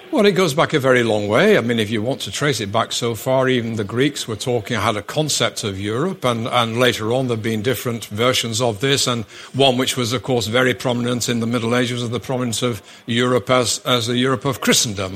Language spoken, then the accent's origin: English; Manchester, North West England, United Kingdom; primarily Mancunian from Manchester